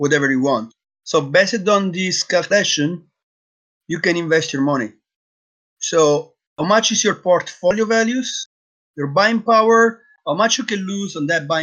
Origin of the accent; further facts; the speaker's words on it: Sicily, Italy; moved away as an adult; also born or lived in Thailand; now in Netherlands; I'm from Italy. I grew up in Sicily